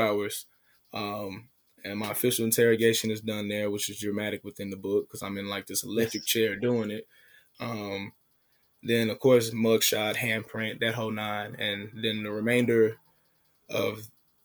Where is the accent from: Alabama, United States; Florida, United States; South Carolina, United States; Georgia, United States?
Georgia, United States; Atlanta; I'm from Atlanta.